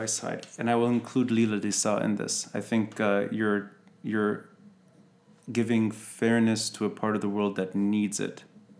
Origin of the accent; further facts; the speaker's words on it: Beirut, Beirut Governorate, Lebanon; I grew up in West Beirut.